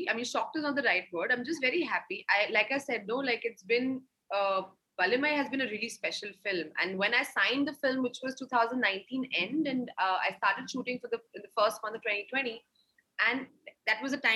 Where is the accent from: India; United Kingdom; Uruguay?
India; As an Indian, why should it be like, oh, this is a South film and this is a North film and this is a this film and a that film?